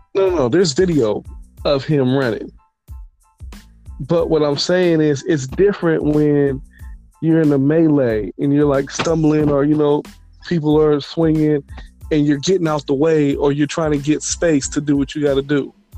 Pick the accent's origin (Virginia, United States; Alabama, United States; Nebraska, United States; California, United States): California, United States; the Bay Area; I'm from the Bay. This is Cali right here, West Coast.